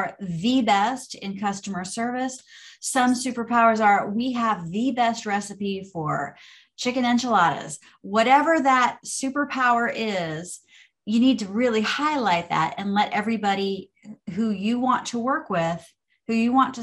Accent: Orange Park, Florida, United States; I grew up in Orange Park, Florida. So fellow Floridians

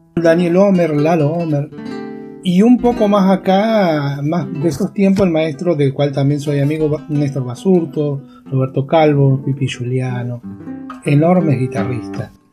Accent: Arizona, San Luis, Argentina; also born or lived in Victorica, La Pampa (family); now in General Pico, Argentina; Nací en Arizona, en la provincia de San Luis, al sur de, San Luis, al límite con La Pampa

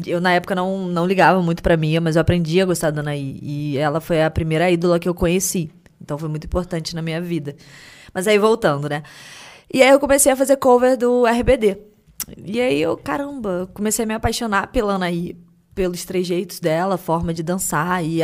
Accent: Rio de Janeiro, Brazil; Sou do Rio.

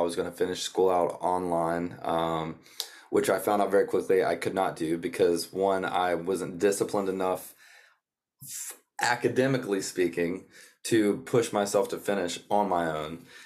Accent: North Georgia, United States; now in Nashville, United States; I was born and raised in North Georgia on a, on a small horse farm down there

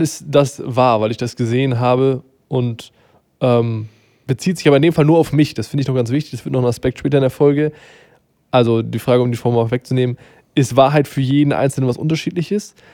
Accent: Germany

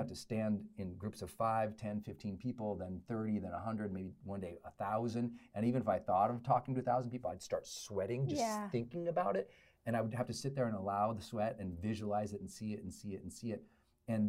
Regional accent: Butte, Montana, United States; also born or lived in Great Falls, Montana; where I grew up in Butte, Montana, and then Great Falls, Montana

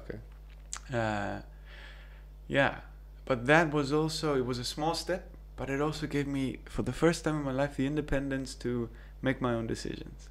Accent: Cyprus; moved away as an adult; also born or lived in New Zealand / Manchester, United Kingdom; Growing up in Cyprus

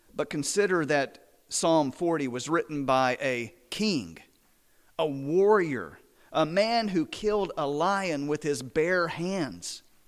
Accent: Midland, Texas, United States; now in Azle, United States; I was born and raised about three hundred miles west of here, down I twenty.

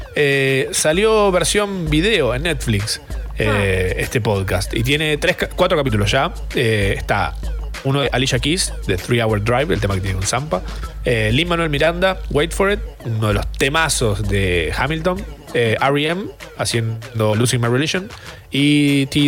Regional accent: Buenos Aires, Argentina; soy porteña

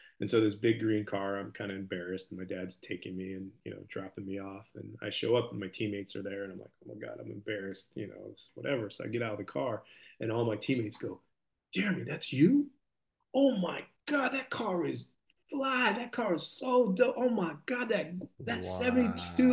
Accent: Camarillo, California, United States; I'm from Camarillo, and it's a very kind of affluent area

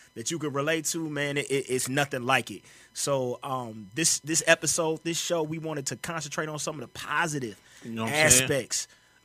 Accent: St. Louis, Missouri, United States; I'm from the Lou.

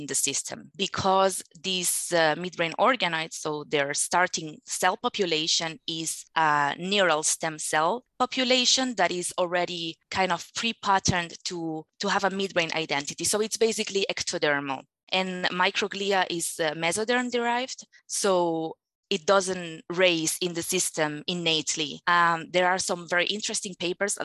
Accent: Barcelona, Catalonia, Spain; English is a second language; moved away as an adult; now in Luxembourg; I'm from Barcelona. So I already speak two languages

